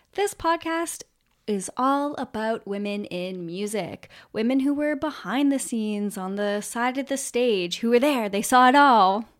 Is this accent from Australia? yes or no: no; Canada; we're from Canada